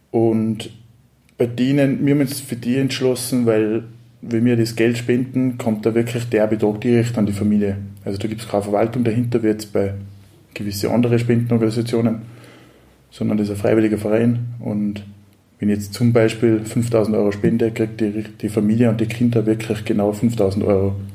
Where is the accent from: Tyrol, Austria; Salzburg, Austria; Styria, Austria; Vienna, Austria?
Tyrol, Austria; Kitzbühel; also ich komme selber aus dem Raum Kitzbühel